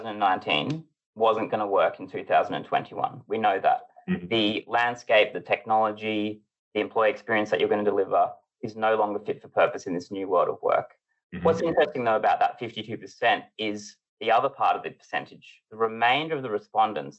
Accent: Australia; moved away as an adult; now in United Kingdom; I'm from Australia, but I've lived in the UK for a number of years now

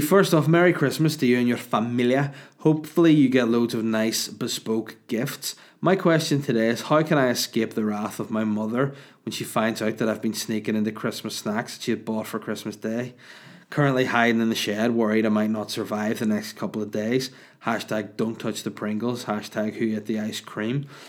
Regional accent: Ireland; I'm the Irish

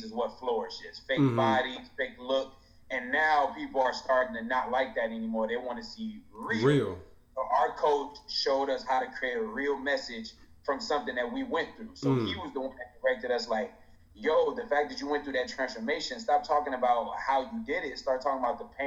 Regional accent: East Chicago, Indiana, United States

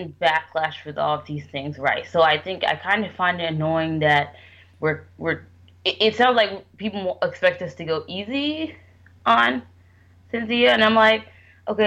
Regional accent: United States; because I am Nigerian, but I was, like, born here specifically

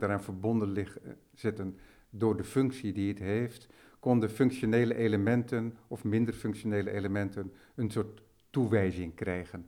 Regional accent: West Friesland, North Holland, Netherlands; also born or lived in Amsterdam; ik ben in Amsterdam geboren, maar opgegroeid in West-Friesland, dus Noord-Holland.

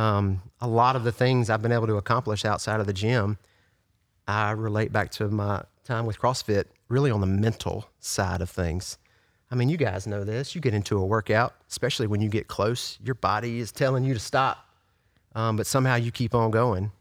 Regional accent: Yazoo City, Mississippi, United States; also born or lived in Brandon, Mississippi / Flowood, Mississippi; I'm from Yazoo City.

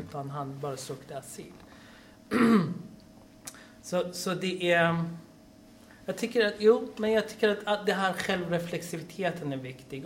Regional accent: Iran; now in Sweden; jag är från Iran. Ja? Mm. Och då tänkte jag, ja, jag kommer från ett land som jag växte upp

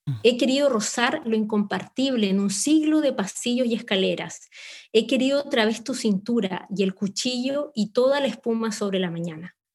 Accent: Chile

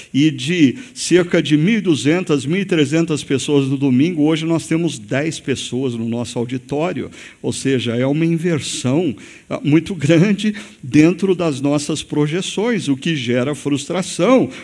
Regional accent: Brazil

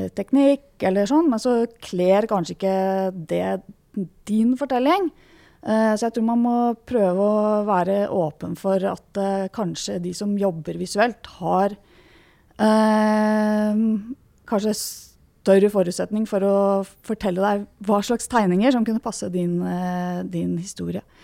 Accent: Norway; jeg vokste opp på Rykken

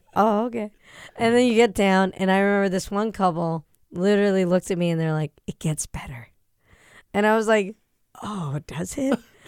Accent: New Hampshire, United States; also born or lived in Manchester, New Hampshire; Not a Mainer, but I'm from New Hampshire

